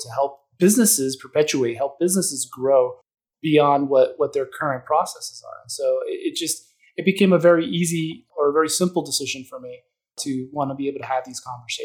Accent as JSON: {"language": "English", "town": "Miami", "region": "Florida", "country": "United States", "said": "I'm from Miami, Florida."}